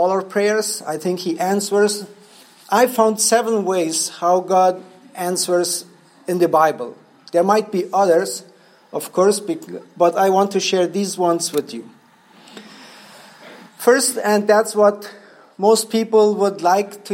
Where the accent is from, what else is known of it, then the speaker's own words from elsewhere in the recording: Paraguay; English is a second language; I'm from Paraguay.